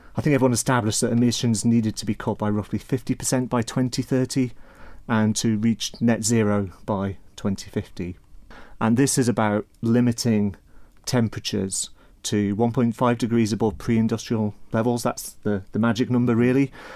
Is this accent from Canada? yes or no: no; Isle of Man; I'm from the Isle of Man originally